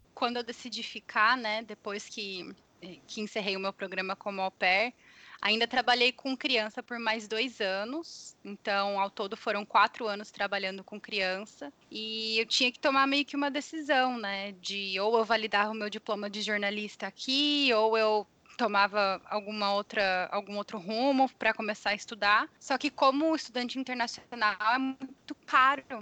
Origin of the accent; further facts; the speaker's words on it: Brazil; moved away as an adult; also born or lived in California; now in San Jose, United States; eu saí do Brasil. Eu trabalhava em uma emissora de televisão. Eu me formei em jornalismo lá